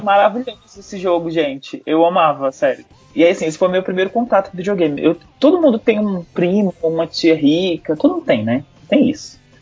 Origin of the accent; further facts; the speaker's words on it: Brasília, Federal District, Brazil; Eu nasci em Brasília, sou de Brasília